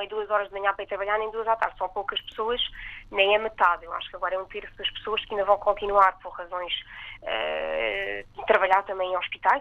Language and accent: Portuguese; Portugal; also born or lived in Metz, France; now in France; Sou portuguesa, a minha família vive no mundo inteiro